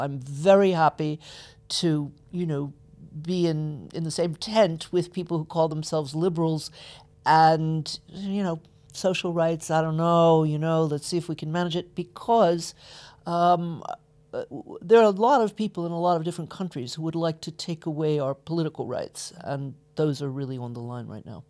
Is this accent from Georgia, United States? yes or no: yes; Atlanta, Georgia, United States; I was born in Atlanta, Georgia, uh, grew up in the middle of the civil rights movement